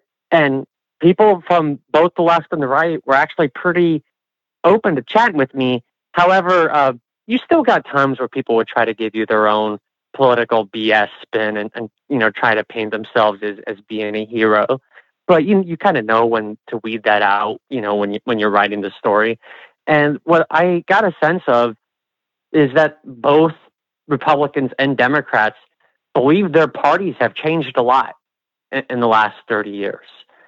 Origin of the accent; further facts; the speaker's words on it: Nebraska, United States; people would, hear that I'm from Nebraska.